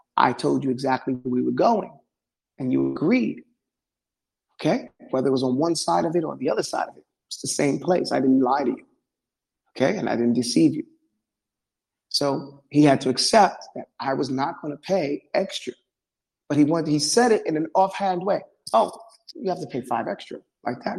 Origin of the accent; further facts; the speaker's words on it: New York City, New York, United States; I grew up in New York City